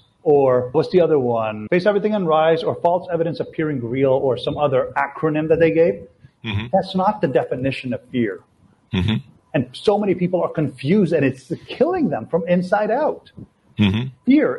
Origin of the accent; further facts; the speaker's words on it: Latvia; now in Canada; We came from Latvia, right? So when we immigrated to Canada, she was working nonstop.